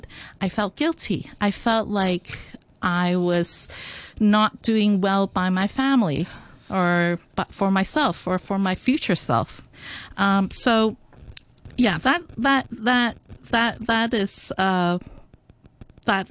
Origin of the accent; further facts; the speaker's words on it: Hong Kong; I grew up in Hong Kong, though I went to an international school